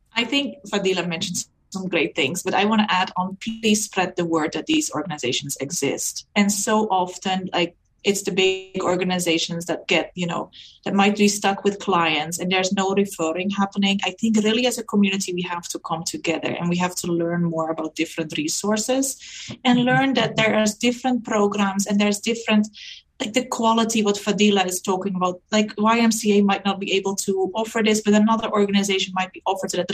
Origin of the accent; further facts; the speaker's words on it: Netherlands; moved away as an adult; now in Canada; coming to Canada and really rethinking um, education not being recognized, even though I'm from Europe.